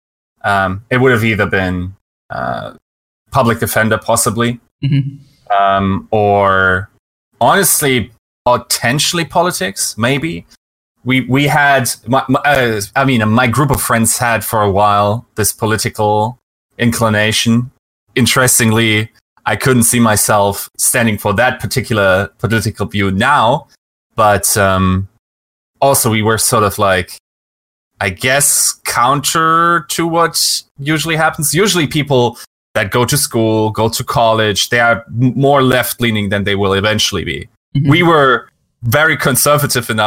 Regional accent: Düsseldorf, North Rhine-Westphalia, Germany; I grew up in Western Germany in North Rhine-Westphalia, and there in the capital city, Düsseldorf.

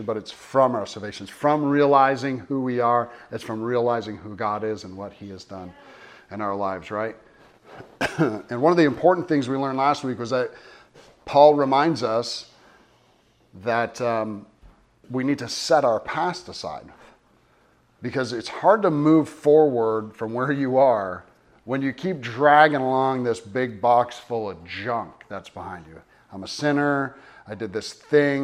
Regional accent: United States; we're Americans

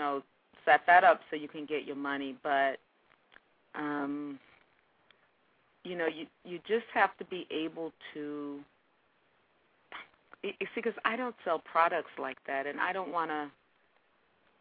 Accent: the South, United States; being a Southerner, you know, I cook all those Southern things

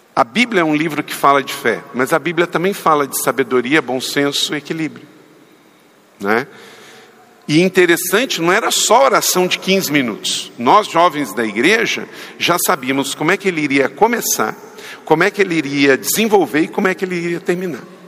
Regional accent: Macaé, Rio de Janeiro, Brazil; aonde fui criado em Macaé

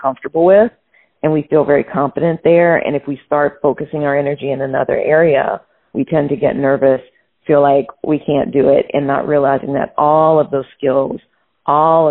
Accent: New Orleans, Louisiana, United States; I grew up in New Orleans, Louisiana

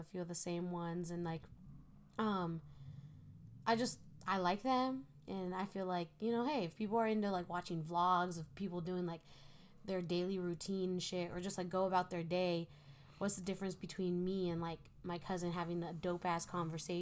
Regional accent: Reno, Nevada, United States; we're from Reno

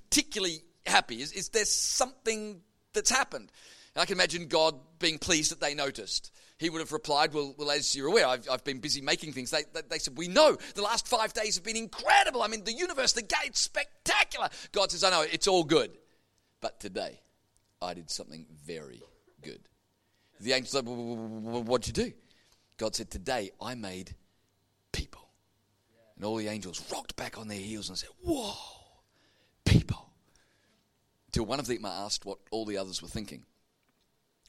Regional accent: Melbourne, Victoria, Australia; I grew up in Melbourne going to Carey Baptist Grammar School in Kew

